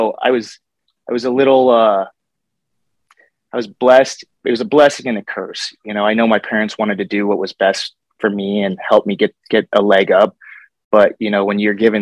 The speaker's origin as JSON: {"language": "English", "town": "Bellevue", "region": "Colorado", "country": "United States", "tie": "born or raised there", "also_born_or_lived": "Fort Collins, Colorado", "said": "we moved from Fort Collins out to Bellevue. So we went from a small town to like very, very rural small town"}